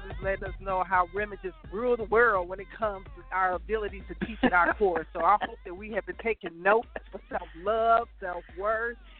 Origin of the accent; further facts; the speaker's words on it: Chicago, Illinois, United States; I'm from Chicago, originally born and raised, south side of Chicago